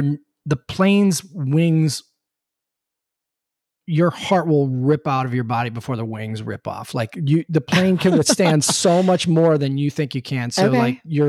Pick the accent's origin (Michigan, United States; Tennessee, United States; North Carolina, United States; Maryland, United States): North Carolina, United States; Charlotte; I'm from Charlotte. I don't know where anything in Dallas is.